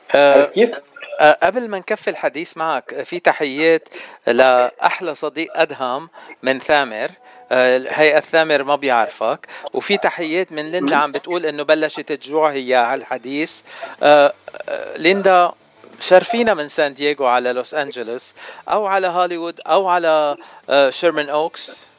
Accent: Lebanon; أنا لبناني

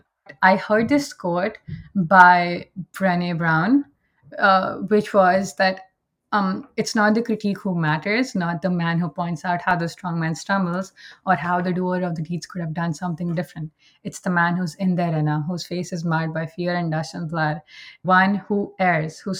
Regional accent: India; moved away as an adult; now in Canada; I am originally from India, but I migrated to Canada around 2 years back with my entire family.

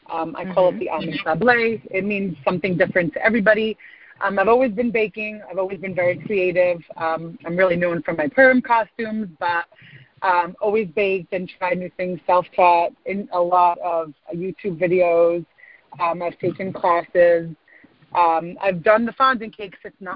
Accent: New York, United States; I'm from Muncie, New York.

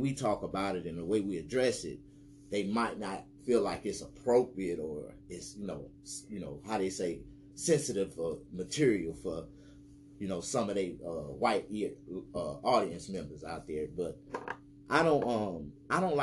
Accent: Mississippi, United States; now in California, United States; if I was born in Mississippi, but I live in California, am I a true Californian? Hell no, I'm a Mississippian. And I embrace my southern roots

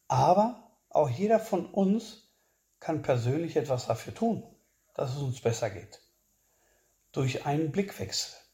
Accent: Spain; der mich als Spanier auch sehr betroffen gemacht hat

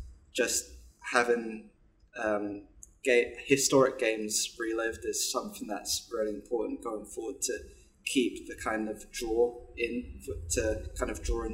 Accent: London, United Kingdom; I'm from Lewisham and in and around Broccoli, Crofton Park area.

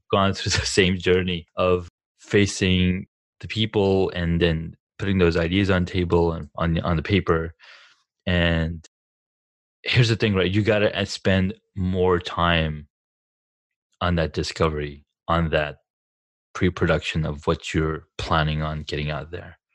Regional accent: Saudi Arabia; also born or lived in California; now in United States; growing up in Saudi

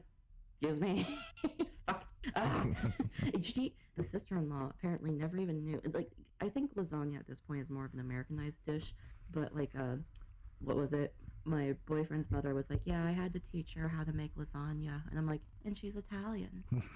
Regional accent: Canada; now in Florida, United States; I'm Canadian, I have the documentation to prove it, I have birthright, it's been ever since I was born that I'm fucking Canadian

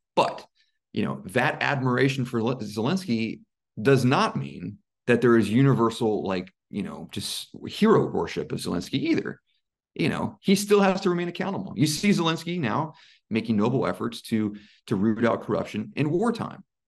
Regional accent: United States; moved away as an adult; now in Ukraine; as an American, you know, somebody from the United States

